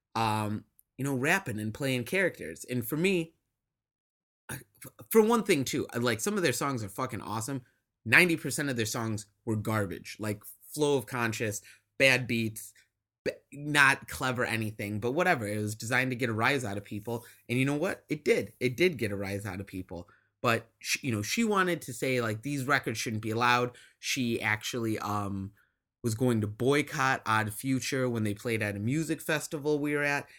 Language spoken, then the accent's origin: English; Midwest, United States; I grew up in the Midwest